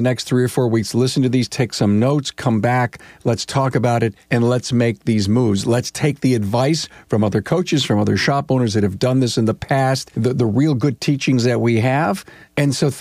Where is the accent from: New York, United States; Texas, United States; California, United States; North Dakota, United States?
New York, United States; Orchard Park; I grew up in Orchard Park, New York